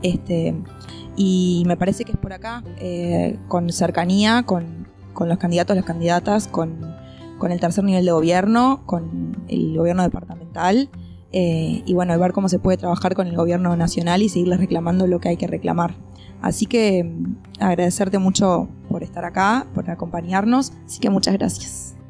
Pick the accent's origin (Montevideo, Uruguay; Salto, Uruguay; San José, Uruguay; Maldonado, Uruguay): Montevideo, Uruguay; mi infancia acá en Montevideo